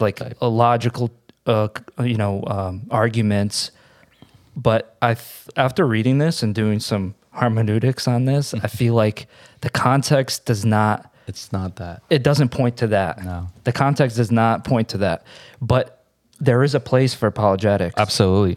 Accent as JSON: {"language": "English", "town": "Kharkiv", "region": "Kharkiv Oblast", "country": "Ukraine", "tie": "born or raised there", "moved": "yes", "said": "I'm Ukrainian. I grew up in Kharkiv"}